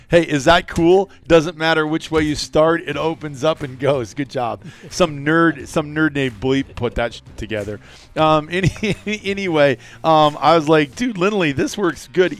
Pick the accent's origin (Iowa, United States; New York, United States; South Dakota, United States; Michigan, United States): Iowa, United States; moved away as an adult; As a kid growing up in Iowa, making a decision to move out here eighteen years ago